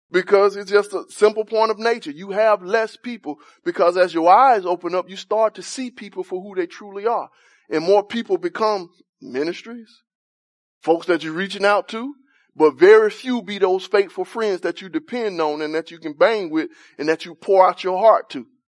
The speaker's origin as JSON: {"language": "English", "region": "Alabama", "country": "United States", "tie": "born or raised there", "said": "I'm from Alabama, man. Grew up with no central heat"}